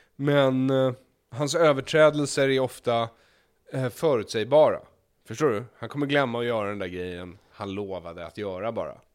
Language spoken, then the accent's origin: Swedish; Stockholm, Stockholm County, Sweden; jag växte upp i Stockholm